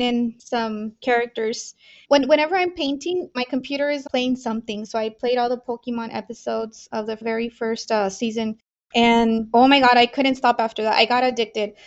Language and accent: English; Mexico; now in El Paso, United States; I was born in Mexico